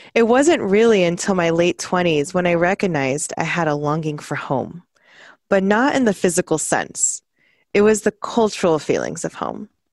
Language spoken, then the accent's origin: English; South Texas, United States; now in Seattle, United States; Growing up in South Texas, I am a product of assimilation